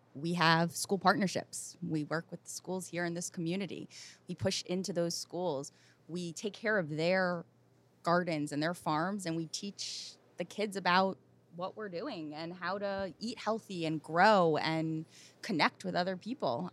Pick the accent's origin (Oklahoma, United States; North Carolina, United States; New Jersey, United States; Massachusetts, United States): New Jersey, United States; also born or lived in West Philadelphia; I grew up in New Jersey, very close to here